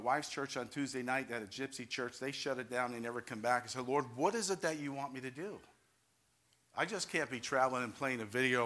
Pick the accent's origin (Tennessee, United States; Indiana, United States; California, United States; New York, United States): New York, United States; now in Ohio, United States; I'm from New York. I'm Italian